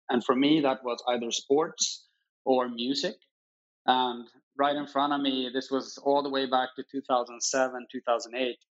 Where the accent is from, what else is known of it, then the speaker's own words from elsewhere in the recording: Stockholm, Stockholm County, Sweden; Obviously, it, uh, it's a it's a great city, and, and we're a small country, but uh, very fortunate in kind of being able to to to grow up here